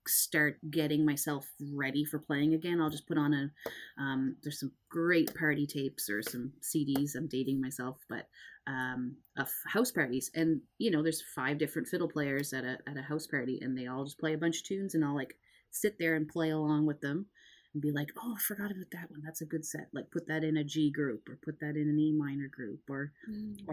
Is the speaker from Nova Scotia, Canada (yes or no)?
yes; Nova Scotia, Canada; it's kind of we're all from Cape Breton.